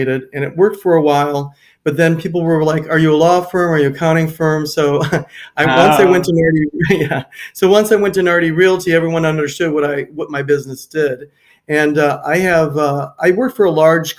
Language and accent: English; Cleveland, Ohio, United States; moved away as an adult; also born or lived in Minneapolis–Saint Paul, Minnesota; now in Naples, United States; I grew up in Cleveland, Ohio